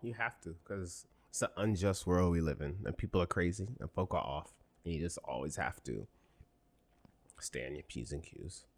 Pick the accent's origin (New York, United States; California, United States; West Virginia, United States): New York, United States; New York City; we're both from the Bronx